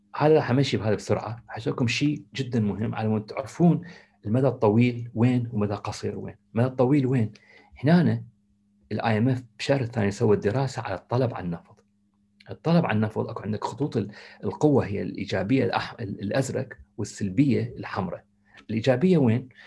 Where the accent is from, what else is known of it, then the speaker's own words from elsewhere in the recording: Iraq; moved away; احنا آه، كعراقيين